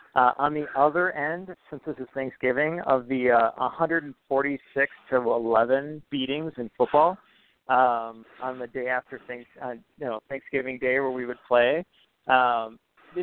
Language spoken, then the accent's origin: English; Lester Prairie, Minnesota, United States; moved away as an adult; also born or lived in South St. Paul, Minnesota / Winona / La Crosse / New York; now in Ridgefield, United States; I grew up in Minnesota. Split time between South St. Paul, Minnesota, and Lester Prairie, which is an hour due west of the Twin Cities, about 1,500 people. Went to high school there